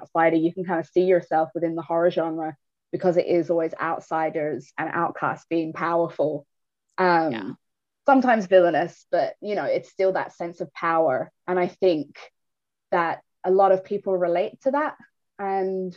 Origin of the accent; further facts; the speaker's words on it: Ireland; I was brought up in a Catholic country, Ireland